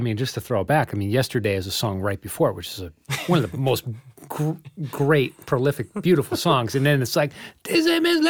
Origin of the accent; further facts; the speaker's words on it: New York City, New York, United States; I've said golly like five times. I'm a New Yorker saying golly.